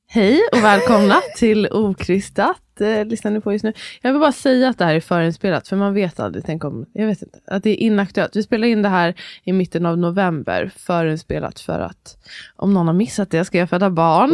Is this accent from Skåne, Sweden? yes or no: no; Stockholm, Stockholm County, Sweden; man är från Stockholm